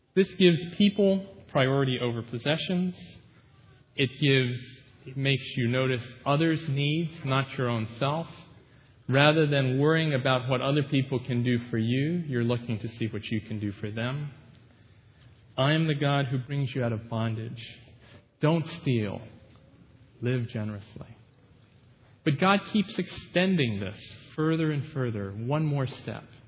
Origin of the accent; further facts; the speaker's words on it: United States; being an American citizen